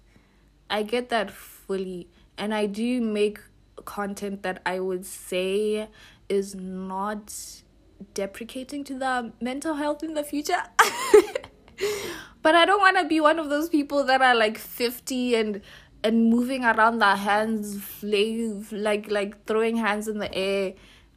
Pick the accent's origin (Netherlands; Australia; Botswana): Botswana; I'm from Botswana